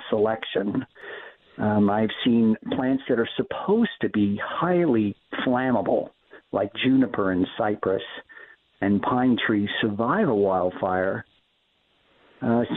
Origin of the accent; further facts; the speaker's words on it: Southern California, United States; also born or lived in San Francisco Bay Area; Growing up in Southern California, I moved up to the San Francisco Bay Area in 1991